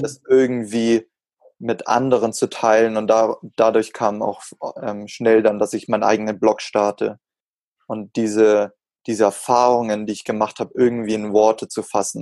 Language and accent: German; Augsburg, Bavaria, Germany; bei uns in Augsburg in der City Galerie